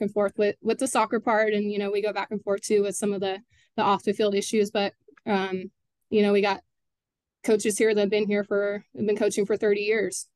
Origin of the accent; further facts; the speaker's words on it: Katy, Texas, United States; I actually graduated high school from Cinca Ranch